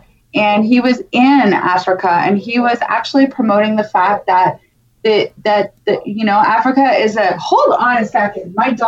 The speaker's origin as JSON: {"language": "English", "region": "Ontario", "country": "Canada", "tie": "born or raised there", "said": "where I am from in Ontario."}